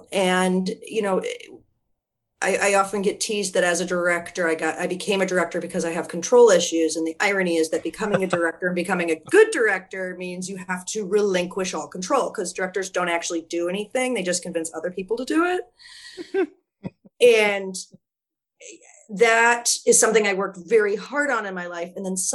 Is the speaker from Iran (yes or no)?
no; Wisconsin, United States; now in Philadelphia, United States; I am a lesbian from Wisconsin